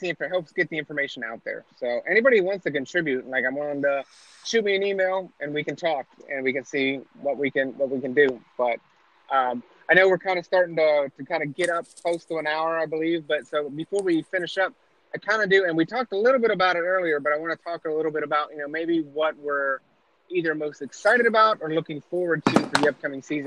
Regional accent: East Coast, United States; I was born and raised on the East Coast

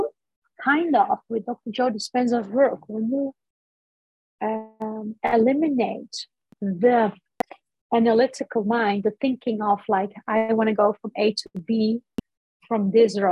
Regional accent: Netherlands; first language Dutch; English is a second language; I grew up in the Netherlands, born here, but I have Turkish parents

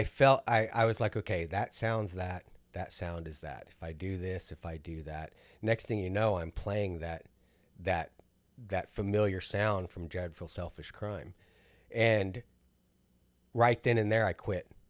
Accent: South Texas, United States; we grew up in South Texas

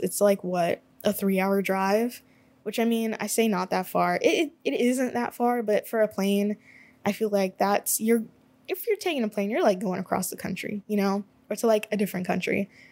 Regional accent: United States; I am an American

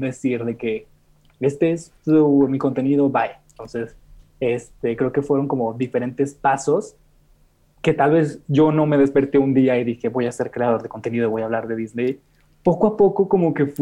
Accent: Monterrey, Nuevo León, Mexico; moved away as an adult; now in Mexico City, Mexico; nací en Monterrey, pero actualmente tengo cuatro meses viviendo en Ciudad de México

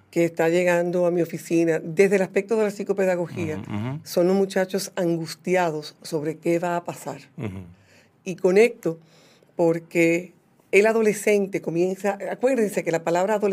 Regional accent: Cibao, Dominican Republic; a veces no nos damos cuenta como dominicanos que mi Cibao también es grande, mi frontera también es grande.

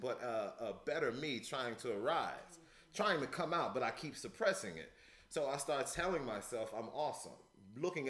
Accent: Louisiana, United States; also born or lived in Chicago, Illinois; Born in Chicago, the hood, the city, but I was raised in Louisiana, the South, the hospitality

